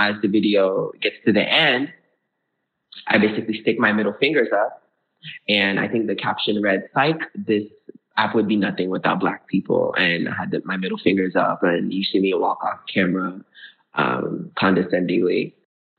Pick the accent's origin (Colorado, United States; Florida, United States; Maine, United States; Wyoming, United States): Florida, United States; also born or lived in Brooklyn, New York / Georgia; growing up in Florida, I went to an art school all throughout middle high school where I danced